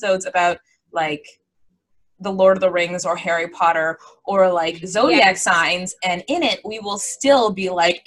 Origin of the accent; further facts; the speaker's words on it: Jamaica; I'm Jamaican